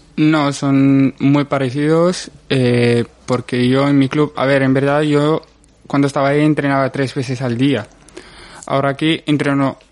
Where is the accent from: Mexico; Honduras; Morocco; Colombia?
Morocco; born or raised there; moved away as an adult; now in Spain